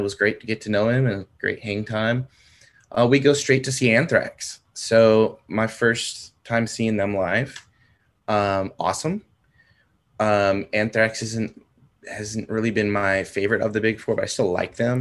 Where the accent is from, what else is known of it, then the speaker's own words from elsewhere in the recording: San Diego, California, United States; moved away as an adult; now in Oklahoma, United States; San Diego.